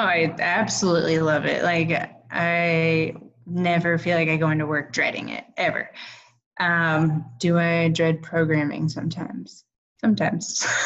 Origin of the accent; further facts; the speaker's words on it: California, United States; now in Boulder, United States; every summer I'd go home because I'm from California